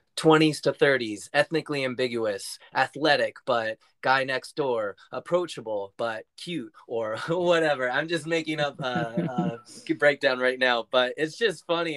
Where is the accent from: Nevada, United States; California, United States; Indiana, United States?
California, United States; San Francisco; moved away as an adult; also born or lived in New York City; I grew up in San Francisco, California, in the city. So I'm a true city boy at heart